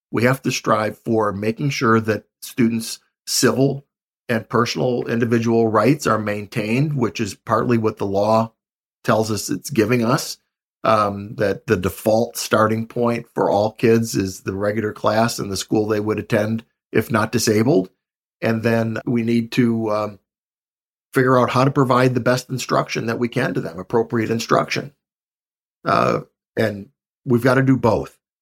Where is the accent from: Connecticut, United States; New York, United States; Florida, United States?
New York, United States; Buffalo; I'm from Buffalo, New York